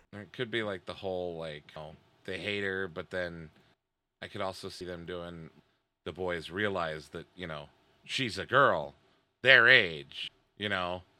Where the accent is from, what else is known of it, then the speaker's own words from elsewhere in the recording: United States; especially as an American. Especially as a male, young American